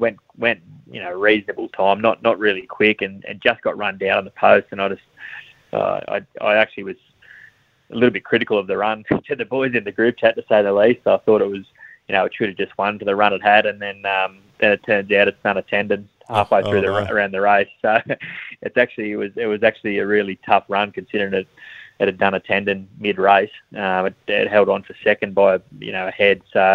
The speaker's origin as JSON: {"language": "English", "town": "Goulburn", "region": "New South Wales", "country": "Australia", "tie": "born or raised there", "said": "Brad and I grew up together in Goulburn"}